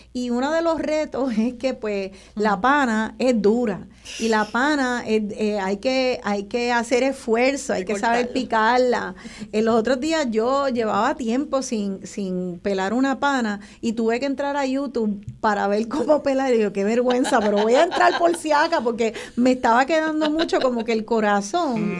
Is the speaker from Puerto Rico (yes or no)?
yes; Puerto Rico; nuestra identidad como puertorriqueños